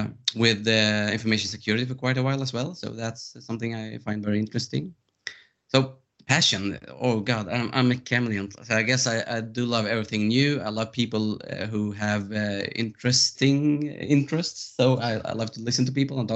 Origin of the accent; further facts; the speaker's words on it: Stockholm, Stockholm County, Sweden; I'm from Stockholm, Sweden